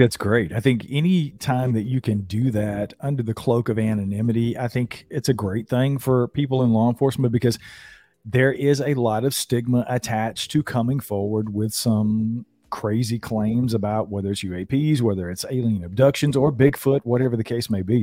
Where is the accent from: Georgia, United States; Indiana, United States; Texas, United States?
Georgia, United States; North; born and raised in North Georgia in the mountains